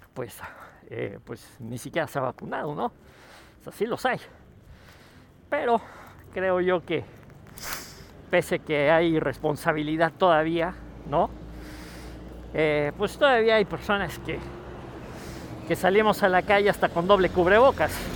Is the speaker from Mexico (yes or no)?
yes; Mexico; como mexicanos